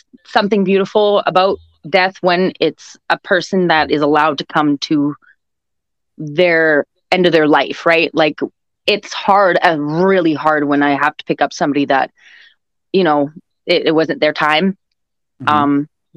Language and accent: English; Winnipeg, Manitoba, Canada; I'm from Winnipeg, Manitoba, and that's located in Canada